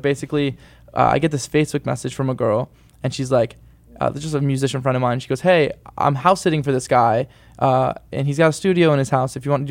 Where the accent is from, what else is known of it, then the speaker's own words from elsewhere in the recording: Wellsville, New York, United States; moved away; I'm from the East Coast. I'm from Western New York, which, in a town called Wellsville, New York, which is the middle of nowhere.